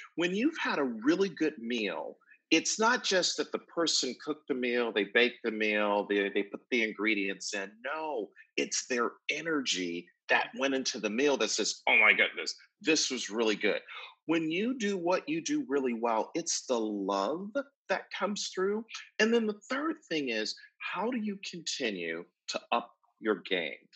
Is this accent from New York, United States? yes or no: yes; Buffalo, New York, United States; moved away; also born or lived in Atlanta, Georgia; I grew up in Buffalo, New York, lived in Atlanta, Georgia for a number of years